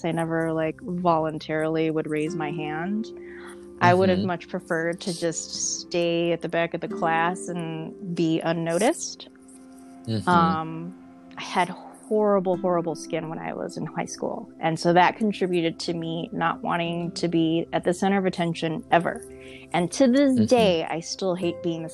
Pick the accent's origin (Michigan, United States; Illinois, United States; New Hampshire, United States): Illinois, United States; also born or lived in Hawaii / Germany; now in New York, United States; growing up in Illinois, it was interesting. I grew up in a predominantly white neighborhood.